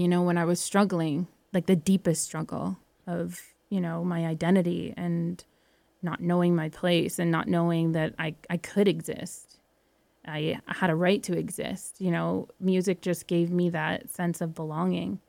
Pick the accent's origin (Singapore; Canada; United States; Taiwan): Canada; Welland, Ontario; moved away; also born or lived in Alberta; Welland was a small town. I grew up in a small town